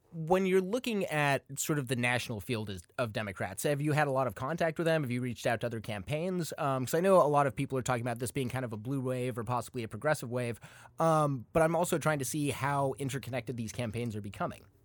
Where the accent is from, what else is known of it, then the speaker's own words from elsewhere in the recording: Arizona, United States; my home state, Arizona